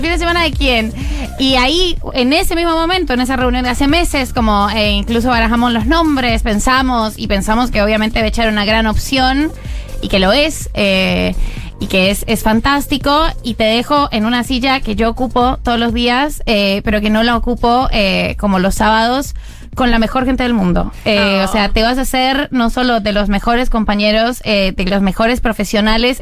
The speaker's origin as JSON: {"language": "Spanish", "country": "Colombia", "moved": "yes", "lives_now": "Argentina", "said": "yo soy colombiana"}